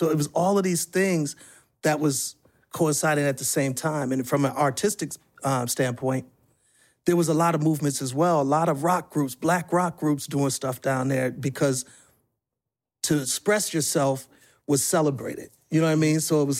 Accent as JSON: {"language": "English", "town": "Milwaukee", "region": "Wisconsin", "country": "United States", "lives_now": "Atlanta, United States", "said": "Like, for me, I came from Milwaukee to Atlanta because it showed that black people could succeed"}